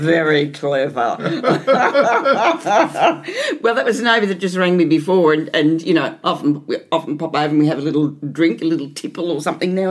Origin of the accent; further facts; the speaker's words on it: Melbourne, Victoria, Australia; I grew up here in Maribyrnong.